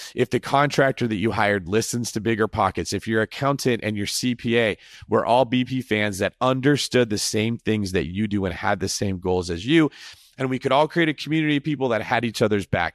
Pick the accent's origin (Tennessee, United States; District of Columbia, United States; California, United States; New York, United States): California, United States; Northern; I am from Northern California, where apparently this word originated. I grew up my whole life in that area